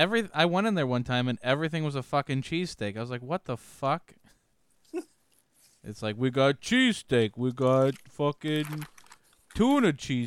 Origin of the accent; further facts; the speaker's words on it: Chicago, Illinois, United States; I was born and raised in Chicago.